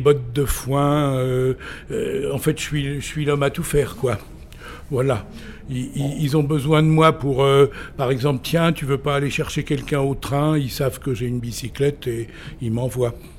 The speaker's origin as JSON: {"language": "French", "town": "Vézelay", "region": "Bourgogne-Franche-Comté", "country": "France", "tie": "born or raised there", "also_born_or_lived": "Saint-Révérien / Quebec", "said": "je suis revenu à Vézelay où j'ai fait 7 euh, ans d'études secondaires, euh, primaires puis secondaires"}